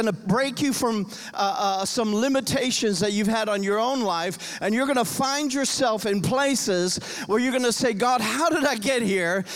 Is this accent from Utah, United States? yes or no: no; Homestead, Florida, United States; now in Nashville, United States; I grew up in Homestead, Florida